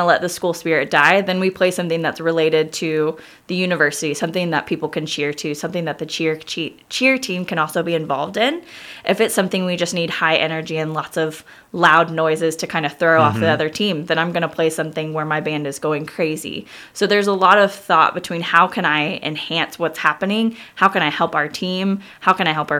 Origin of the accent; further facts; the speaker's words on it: Kansas, United States; moved away as an adult; also born or lived in Ireland; I was born and raised in Kansas, grew up in the same house my whole life.